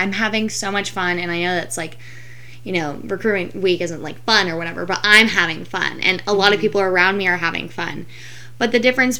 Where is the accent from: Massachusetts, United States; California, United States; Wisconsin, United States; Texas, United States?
Texas, United States; Fort Worth; now in St. Petersburg, United States; I'm originally from Fort Worth, Texas, but now I live in St. Petersburg, Florida